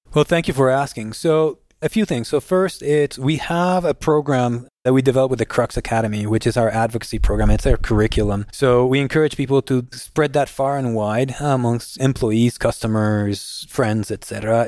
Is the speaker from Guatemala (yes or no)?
yes; Guatemala; moved away as an adult; also born or lived in Arkansas / North Carolina; I was born and raised in Guatemala.